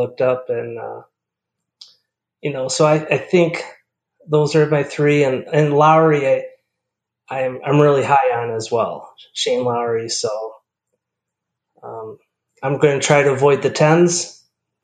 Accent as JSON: {"language": "English", "town": "Cottage Grove", "region": "Wisconsin", "country": "United States", "said": "I'm from Cottage Grove, Wisconsin."}